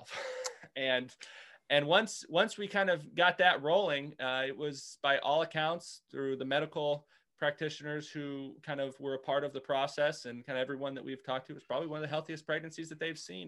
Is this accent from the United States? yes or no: yes; Indiana, United States; moved away as an adult; also born or lived in Nebraska; now in Richmond, United States; I was grew up in Indiana. My wife and I grew up in Indiana